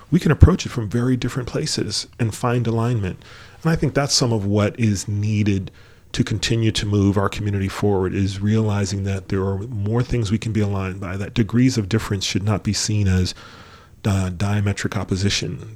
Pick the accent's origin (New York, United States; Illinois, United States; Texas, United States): New York, United States; moved away; also born or lived in Michigan; we grew up in New York, and we mm-hmm. moved, we moved to Michigan